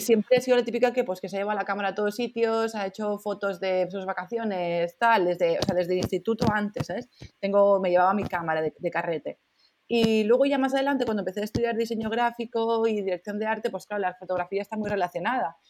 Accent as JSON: {"language": "Spanish", "town": "Barcelona", "region": "Catalonia", "country": "Spain", "said": "soy de Barcelona"}